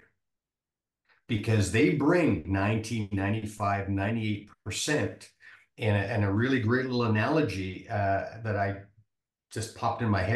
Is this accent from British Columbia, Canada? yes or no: yes; Vancouver, British Columbia, Canada; now in Nebraska, United States; I grew up in Vancouver, Canada. I live in Nebraska now